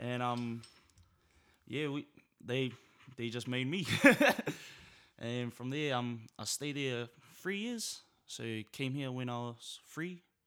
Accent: Auckland, New Zealand; also born or lived in Samoa; Growing up in South is, is a blessing, really. It's a real blessing. Um, growing up in Naitara

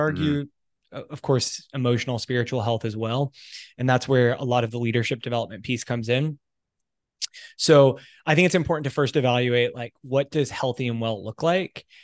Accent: United States; moved away as an adult; also born or lived in United Kingdom / Italy; now in Canada; I'm American, I'm currently living in Canada

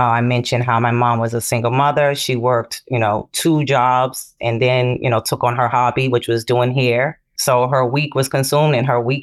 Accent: Boston, Massachusetts, United States; I learned a lot in community centers where I grew up in Boston.

